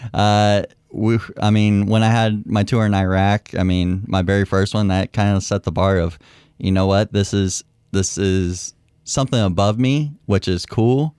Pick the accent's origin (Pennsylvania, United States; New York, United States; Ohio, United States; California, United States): California, United States; Concord; moved away as an adult; now in Mount Pleasant, Michigan, United States; I'm from, the easy question is from Concord, California